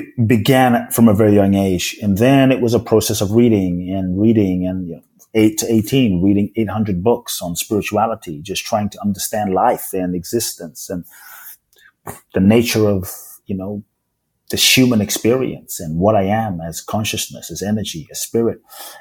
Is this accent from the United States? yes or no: no; Ghana; now in United Kingdom; Like, I don't feel like I'm from Ghana, even though I'm from Ghana. I don't feel like I'm British, even though I live in the UK. I don't feel like I'm Japanese.